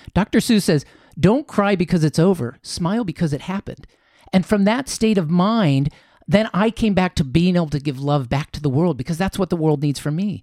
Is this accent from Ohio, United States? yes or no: yes; Columbus, Ohio, United States; moved away as an adult; also born or lived in Chicago, Illinois / Japan; now in Costa Mesa, United States; I was born in Chicago, was there till I was seven, and then I moved over to Columbus